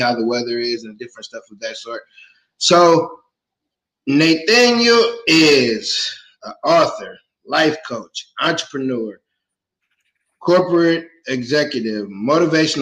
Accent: Midwest, United States; I'm from the Midwest

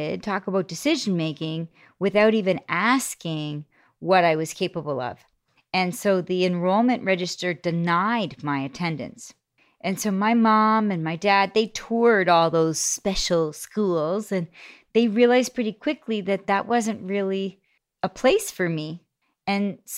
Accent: Toronto, Ontario, Canada; I grew up in Scarborough, Ontario, on this great street called Coxworth Crescent

